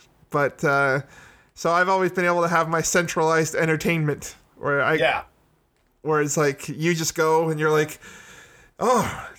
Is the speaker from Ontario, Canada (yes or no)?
yes; Hamilton, Ontario, Canada; where we grew up in Hamilton, Toronto area